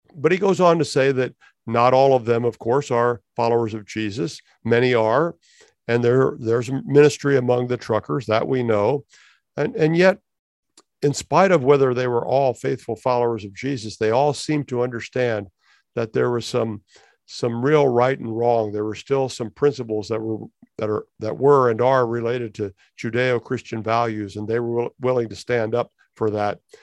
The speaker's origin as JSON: {"language": "English", "country": "United States", "tie": "born or raised there", "also_born_or_lived": "Canada", "moved": "as an adult", "said": "as an American, having grown up in the United States"}